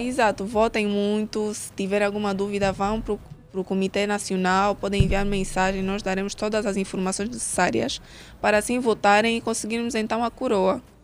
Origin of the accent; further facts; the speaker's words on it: Angola; como angolana em si